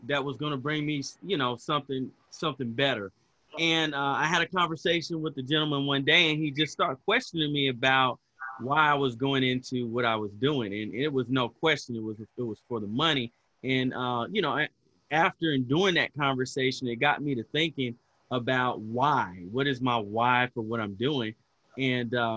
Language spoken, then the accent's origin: English; Huntsville, Alabama, United States; also born or lived in Dayton, Ohio; I grew up in Huntsville, Alabama. I'm sweet home Alabama. I'm an Alabama boy. And I was actually born in Dayton, Ohio, but Alabama is where I was raised and where I've lived most of my life.